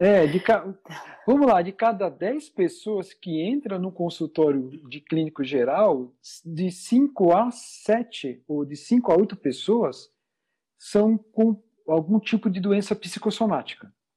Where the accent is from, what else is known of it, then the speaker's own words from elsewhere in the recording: São Paulo, Brazil; Sou de, de São Paulo, é, aqui no meio da, da muvuca toda aqui